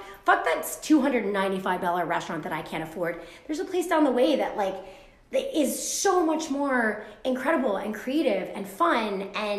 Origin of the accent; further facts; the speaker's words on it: Hawaii, United States; now in Hudson Valley, United States; I'm originally from Hawaii